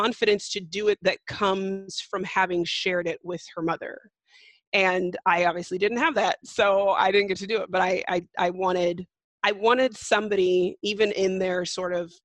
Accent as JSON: {"language": "English", "region": "California", "country": "United States", "tie": "born or raised there", "said": "I'm from California, which is, of course, a blue state"}